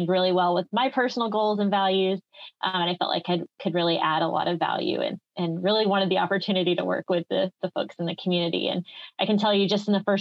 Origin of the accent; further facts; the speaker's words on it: Pensacola, Florida, United States; moved away as an adult; also born or lived in Birmingham, Alabama; I was actually born and raised in Pensacola, Florida, and went to school at UAB in Birmingham